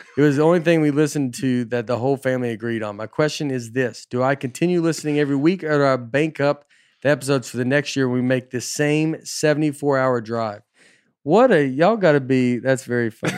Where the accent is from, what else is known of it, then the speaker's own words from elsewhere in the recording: Tennessee, United States; I'm Tennessee kid, I'm just from Tennessee